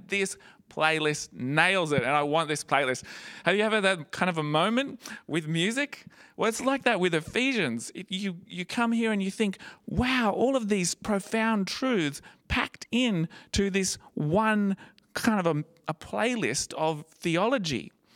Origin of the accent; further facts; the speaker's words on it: Gold Coast, Queensland, Australia; It was when I was 15, as a, a high school student, um, growing up on the Gold Coast.